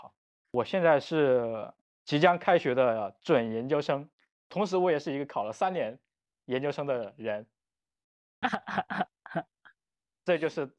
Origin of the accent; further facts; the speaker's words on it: Wuhan, Hubei, China; 我是武汉人嘛，我是我从小学一直到就包括我读大学都是在武汉读，